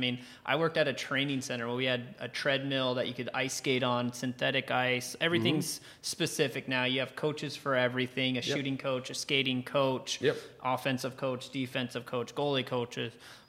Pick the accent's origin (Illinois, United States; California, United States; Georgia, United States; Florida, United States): California, United States; Orange County; I mean, I'm one of the few people that I could say I'm from Orange County. I'm from California.